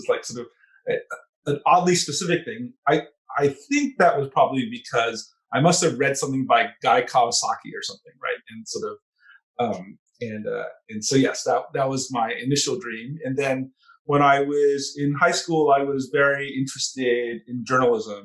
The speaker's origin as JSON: {"language": "English", "town": "Montebello", "region": "California", "country": "United States", "tie": "born or raised there", "said": "I grew up in the San Gabriel Valley, which is just east of downtown Los Angeles"}